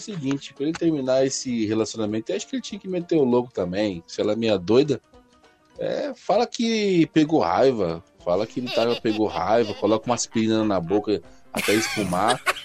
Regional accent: São Paulo, Brazil; also born or lived in Campo Belo, São Paulo; Eu falo aqui do Campo Belo, mas eu sou do Capão Redondo

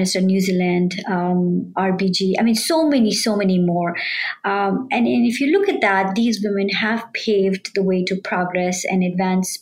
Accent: India; moved away as an adult; now in United States; I grew up in India, a developing country

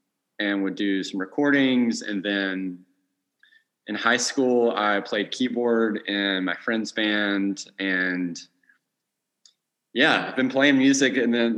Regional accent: Florence, Alabama, United States; born and raised in Alabama, specifically Florence, the Muscle Shoals area.

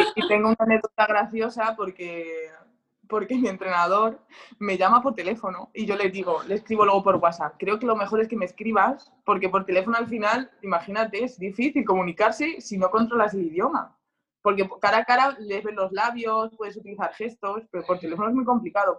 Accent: Spain; moved away as an adult; now in France; los raros somos los españoles

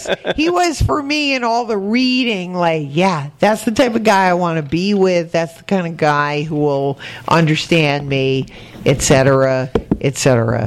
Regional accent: Connecticut, United States; moved away; I was from Connecticut.

